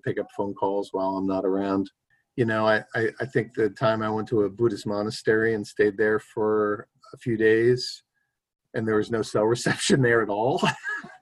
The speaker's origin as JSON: {"language": "English", "town": "New York City", "region": "New York", "country": "United States", "tie": "born or raised there", "said": "I grew up on the Upper West Side"}